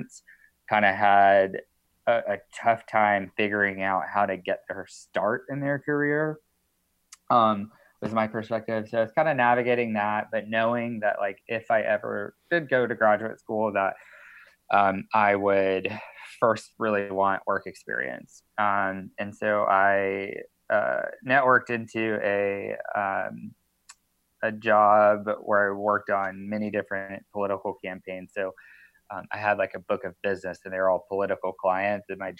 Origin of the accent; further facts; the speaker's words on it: East Coast, United States; now in California, United States; I'm originally from the East Coast